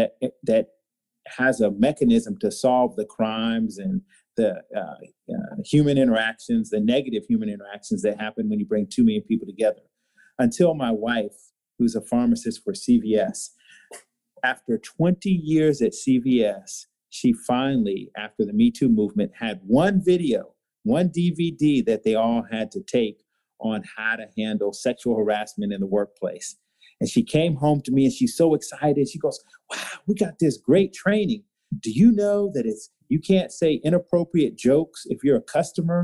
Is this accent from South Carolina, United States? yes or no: yes; Walterboro, South Carolina, United States; I was raised in Walterboro, South Carolina